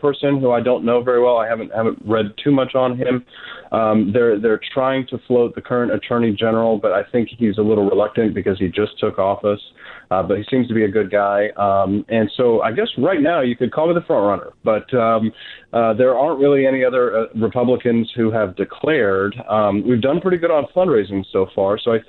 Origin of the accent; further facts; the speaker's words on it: Peculiar, Missouri, United States; also born or lived in Independence; I was born on a farm. I was born in Independence, right, raised on a farm in Peculiar. And that's just a short drive from the town called Liberty here in Missouri.